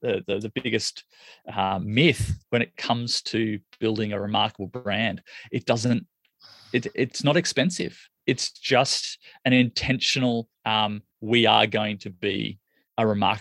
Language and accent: English; Australia; I'm from Australia